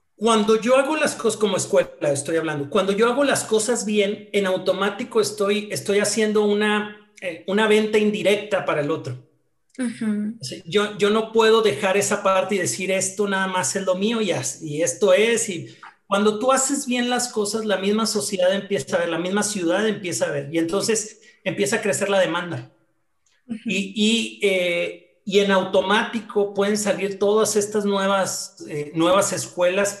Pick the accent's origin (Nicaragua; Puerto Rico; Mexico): Mexico; Hidalgo del Parral, Chihuahua; moved away as an adult; now in Chihuahua, Mexico; soy originario de Parral, entonces me vine, que es una ciudad que está aquí cerca, eh, dos horas de, Chihuahua, y me vine a estudiar la carrera